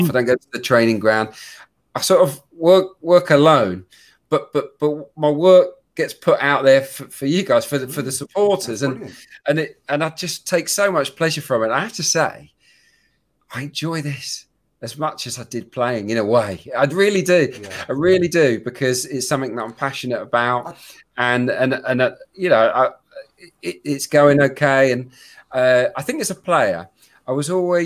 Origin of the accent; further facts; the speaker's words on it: Suffolk, East of England, United Kingdom; I was brought up in Suffolk.